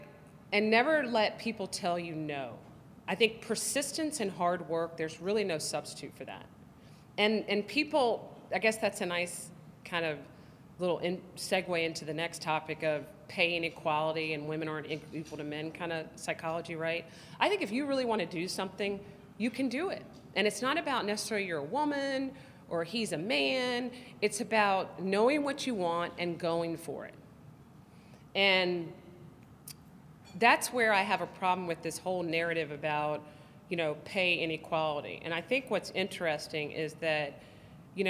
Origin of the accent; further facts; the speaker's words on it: the South, United States; I'm black, I'm conservative, I'm from the South